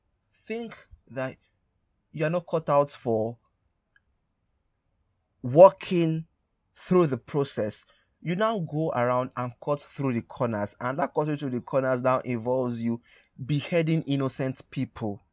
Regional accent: Nigeria; for my Nigerian brothers and sisters

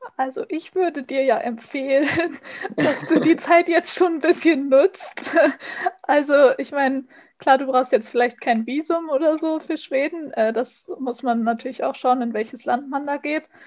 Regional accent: Germany; als Deutsche

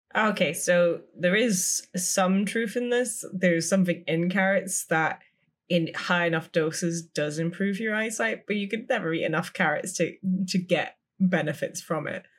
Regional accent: United Kingdom; We we are so British

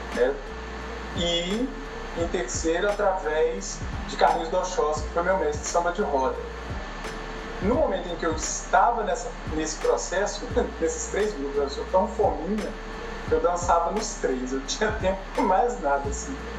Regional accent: Brazil; eu sou brasileiro

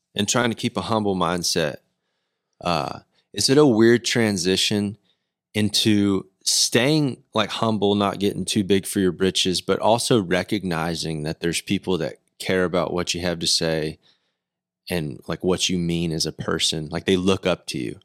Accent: Decatur, Texas, United States; I grew up in Decatur

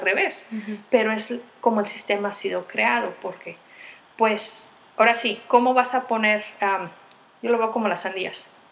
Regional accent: Michoacán, Mexico; moved away; also born or lived in State of Mexico; yo nací en Michoacán, pero estuve viviendo en el Estado de México

